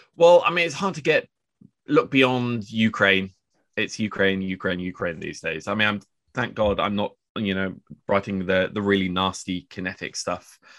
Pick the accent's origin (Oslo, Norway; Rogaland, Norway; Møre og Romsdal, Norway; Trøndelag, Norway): Oslo, Norway; I grew up with a very Harry Potter-esque name on the west side of Oslo